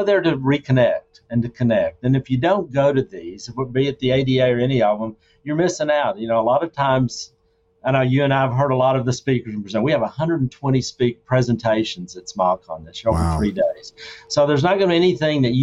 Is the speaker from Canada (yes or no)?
no; Arkansas, United States; I'm from Arkansas.